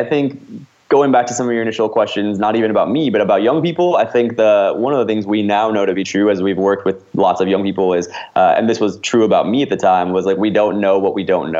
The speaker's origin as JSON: {"language": "English", "region": "Midwest", "country": "United States", "tie": "born or raised there", "lives_now": "Los Angeles, United States", "said": "I grew up in the Midwest, did a lot of professional theater, you know, joined the Actors Equity Union as a young person."}